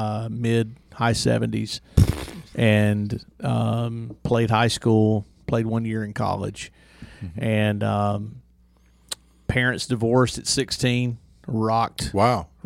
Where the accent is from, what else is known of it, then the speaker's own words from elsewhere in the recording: Douglasville, Georgia, United States; I was born and raised in Douglas County, Douglasville